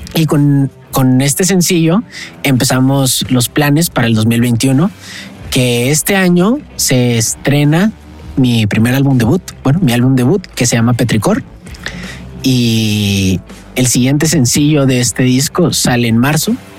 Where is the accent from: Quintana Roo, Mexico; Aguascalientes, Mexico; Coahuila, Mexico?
Coahuila, Mexico; Saltillo; now in Mexico City, Mexico; soy un cantautor de Saltillo, actualmente vivo en la Ciudad de México